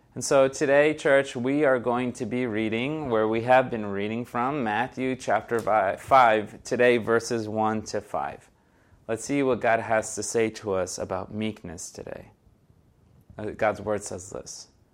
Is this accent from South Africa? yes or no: no; Brazil; first language Portuguese; English is a second language; moved away; I am originally from Brazil. Portuguese is my first language